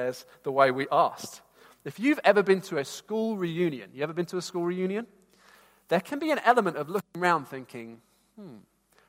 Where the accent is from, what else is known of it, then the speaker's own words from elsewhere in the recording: Bedford, East of England, United Kingdom; I wanted to leave my hometown. And some of you here know Bedford